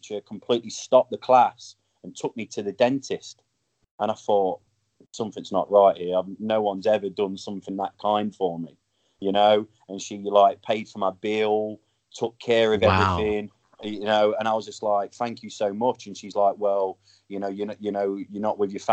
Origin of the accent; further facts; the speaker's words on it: London, United Kingdom; moved away as an adult; also born or lived in Derby / Nottingham; now in East Tennessee, United States; I was born in London, but I was kind of spent a lot of my teenage years in the Midlands, Derby, Nottingham